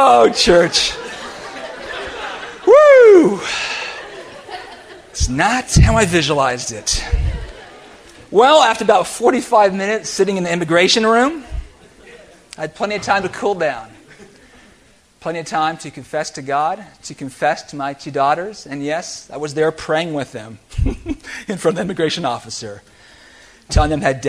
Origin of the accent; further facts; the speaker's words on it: United States; I'm an American